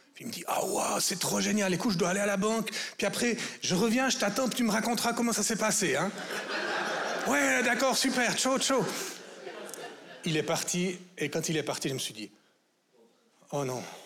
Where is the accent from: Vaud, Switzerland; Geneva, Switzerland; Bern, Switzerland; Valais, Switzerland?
Vaud, Switzerland; en tant que vaudois